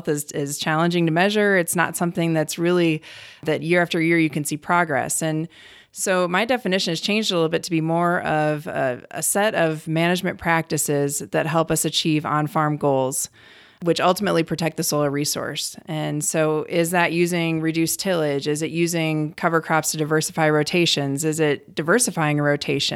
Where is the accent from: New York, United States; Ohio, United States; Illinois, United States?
Ohio, United States; Cleveland; born or raised there; moved away as an adult; also born or lived in Colorado / Wyoming / Virginia; now in North Dakota, United States